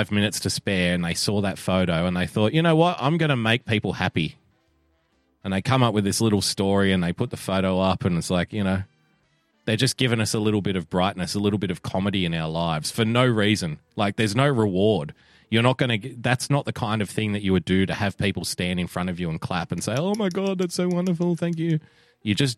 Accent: Australia; even as an Australian

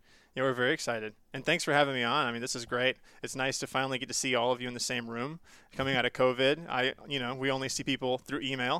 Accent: Southeast, United States; I grew up in the Southeast. So we lived in Florida, Georgia, Tennessee, Mississippi, all over the place.

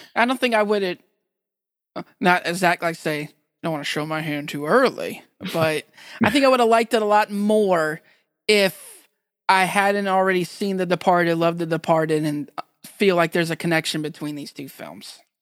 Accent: United States; also born or lived in Massachusetts / New Hampshire; I'm American, you know, like, this is, not even just that, I'm not from Boston specifically

